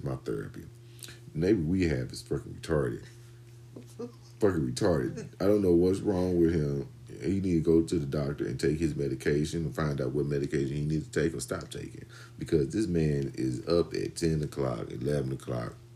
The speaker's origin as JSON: {"language": "English", "town": "St. Louis", "region": "Missouri", "country": "United States", "tie": "born or raised there", "said": "I was born in St. Louis, Missouri"}